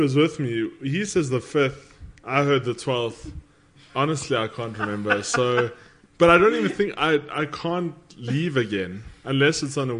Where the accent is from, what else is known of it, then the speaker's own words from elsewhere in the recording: Johannesburg, Gauteng, South Africa; we're from Joburg.